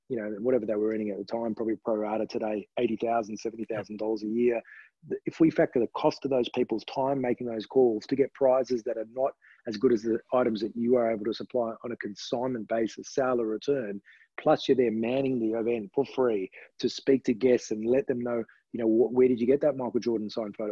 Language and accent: English; Australia; my parents were Romanian, and um, I was born in Australia.